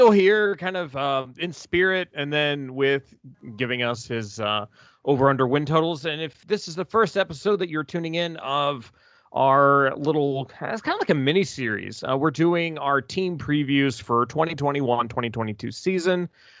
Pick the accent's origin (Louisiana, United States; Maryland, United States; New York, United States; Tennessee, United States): Tennessee, United States; also born or lived in Oklahoma; Because Tennessee, that's my hometown team. And then OU was kind of my family's adopted team by virtue of us living in Oklahoma for a while.